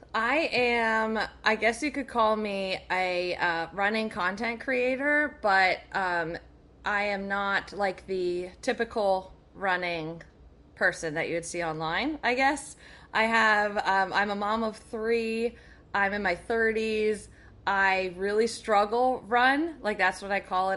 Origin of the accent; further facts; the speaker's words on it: near Allentown, Pennsylvania, United States; Near Allentown.